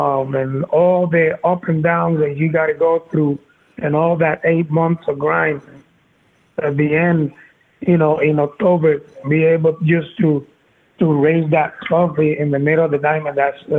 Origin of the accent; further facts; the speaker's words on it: Vega Baja, Puerto Rico; I have a coffee company, which is the coffee company I have it in my hometown in Vega Baja.